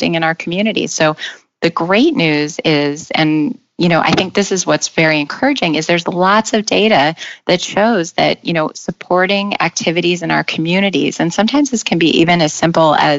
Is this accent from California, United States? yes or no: no; Nevada, United States; now in New York City, United States; I grew up in Nevada